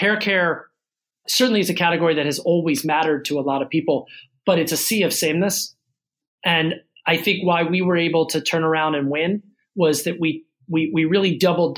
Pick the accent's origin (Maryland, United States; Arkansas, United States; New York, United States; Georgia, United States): Maryland, United States; Baltimore; I grew up in Baltimore City and went to public school in Baltimore